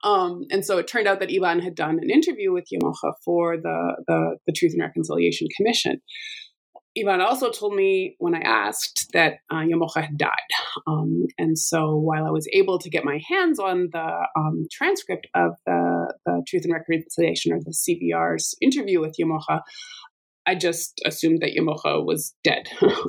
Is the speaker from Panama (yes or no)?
no; Alberta, Canada; So I'm from Alberta and have the amazing fortune of working in the same place that I grew up and did my undergraduate degree.